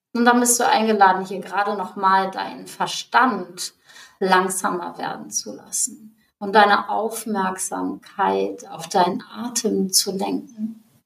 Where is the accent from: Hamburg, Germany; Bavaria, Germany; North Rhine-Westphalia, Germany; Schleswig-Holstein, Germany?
Schleswig-Holstein, Germany; North Frisia; moved away; ich komme aus hier Nordfriesland